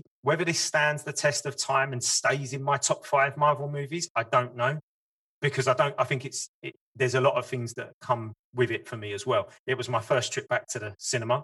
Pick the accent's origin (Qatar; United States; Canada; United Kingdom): United Kingdom; as a British guy.